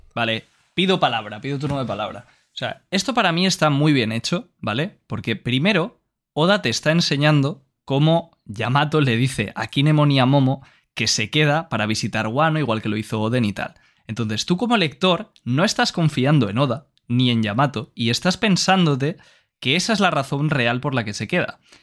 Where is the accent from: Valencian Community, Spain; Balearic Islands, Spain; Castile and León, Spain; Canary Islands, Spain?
Valencian Community, Spain; yo soy de Valencia y el valenciano es un dialecto del catalán